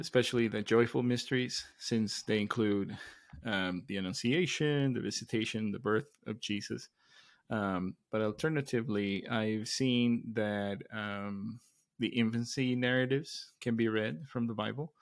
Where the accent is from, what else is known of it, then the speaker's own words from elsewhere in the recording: Mexico; moved away; growing up in Mexico